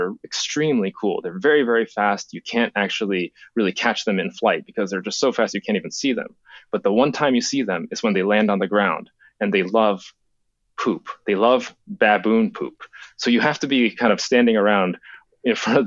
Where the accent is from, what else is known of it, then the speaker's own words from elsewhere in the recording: Japan; moved away; When I was a kid, I grew up in Japan